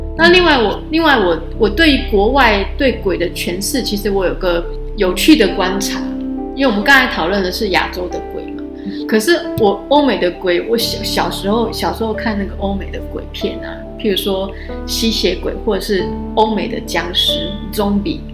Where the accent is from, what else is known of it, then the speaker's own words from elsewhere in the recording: Taiwan; 我们身为台湾人